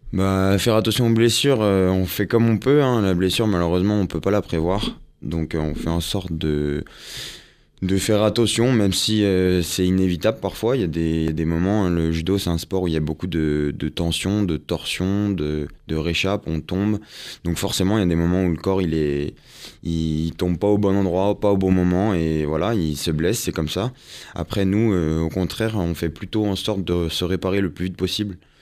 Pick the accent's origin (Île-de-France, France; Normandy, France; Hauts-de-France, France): Île-de-France, France; Yvelines; now in Paris, France; moi j'étais des Yvelines